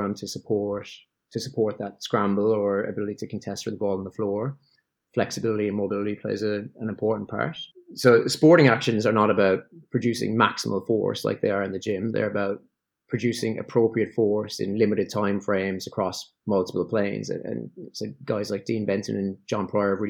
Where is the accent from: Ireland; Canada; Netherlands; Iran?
Ireland; moved away as an adult; also born or lived in England / Melbourne; now in Sydney, Australia; an Irish guy who spent 10 years in England